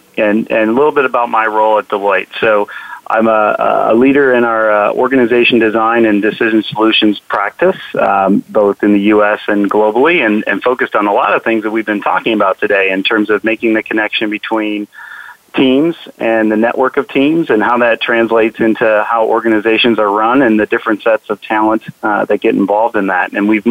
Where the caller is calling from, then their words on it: Seattle, Washington, United States; I'm calling from Seattle, Washington